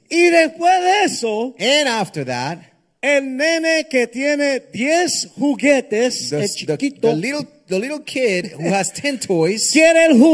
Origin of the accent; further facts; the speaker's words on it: Honduras; Soy hondureño.